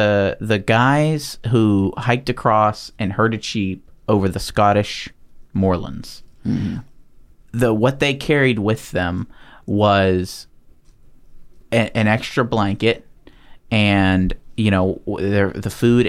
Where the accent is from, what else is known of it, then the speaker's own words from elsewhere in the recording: the South, United States; born there; also born or lived in Pennsylvania; I was born in the South.